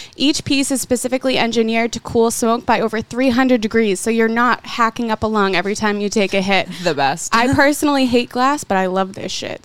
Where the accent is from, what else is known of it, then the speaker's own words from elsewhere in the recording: Boston, Massachusetts, United States; We're from Boston, Massachusetts